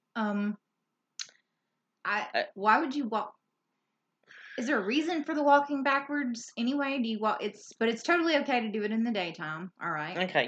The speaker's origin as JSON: {"language": "English", "region": "Louisiana", "country": "United States", "said": "we're from Louisiana and we know how to pronounce most of the areas around here"}